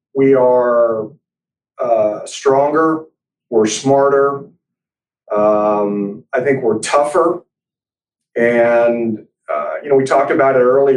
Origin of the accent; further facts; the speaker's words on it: Montreal, Quebec, Canada; now in Texas, United States; I was born in Montreal, Canada